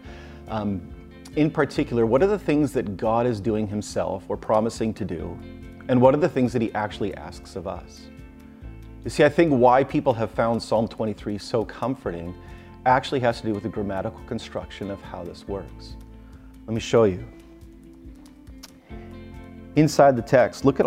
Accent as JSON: {"language": "English", "country": "Canada", "tie": "born or raised there", "said": "When I was a little kid growing up in Canada, I would watch on Saturday nights Hockey Night in Canada"}